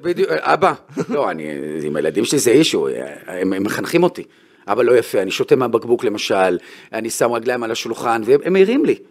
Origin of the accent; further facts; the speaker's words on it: Bnei Brak, Tel Aviv District, Israel; also born or lived in Haifa; גדלתי בבני ברק, במקום דתי